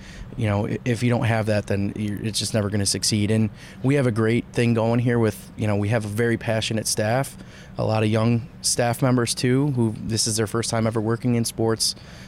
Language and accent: English; Rochester, New York, United States; moved away; I grew up in Rochester